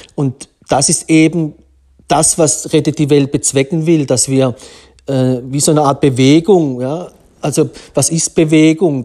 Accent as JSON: {"language": "German", "area": "Black Forest", "region": "Baden-Württemberg", "country": "Germany", "tie": "born or raised there", "said": "vom Schwarzwald, wo ich aufgewachsen bin"}